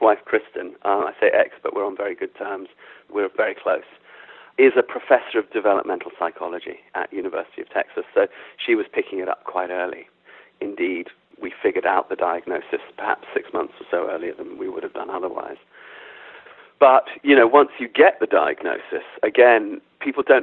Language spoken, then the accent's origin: English; London, United Kingdom; I was brought up in London, but my parents are African